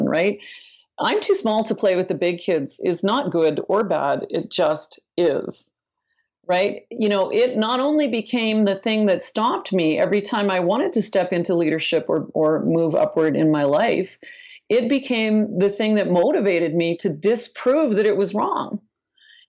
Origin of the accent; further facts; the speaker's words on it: Northern Ontario, Canada; I'm not only from Canada, I'm from Northern Canada, Northern Ontario. You know, I basically grew up in a Mark Twain novel